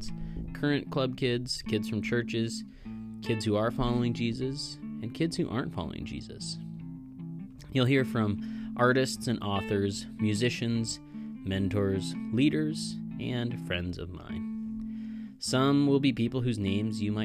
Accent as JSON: {"language": "English", "town": "Kalispell", "region": "Montana", "country": "United States", "tie": "born or raised there", "said": "I was born and raised in Kalispell, Montana."}